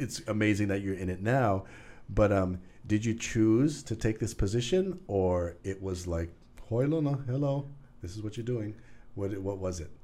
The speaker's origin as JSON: {"language": "English", "area": "Maui", "region": "Hawaii", "country": "United States", "tie": "born or raised there", "moved": "as an adult", "lives_now": "Oahu, United States", "said": "we grew up on Maui"}